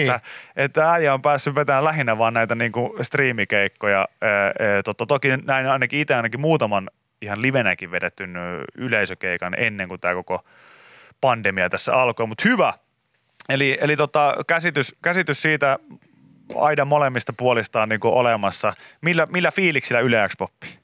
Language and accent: Finnish; Pori, Satakunta, Finland; mä oon Porista